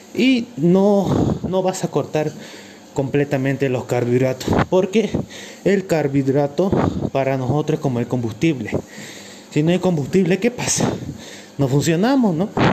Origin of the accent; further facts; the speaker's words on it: Cochabamba, Bolivia; Soy de Cochabamba, Bolivia.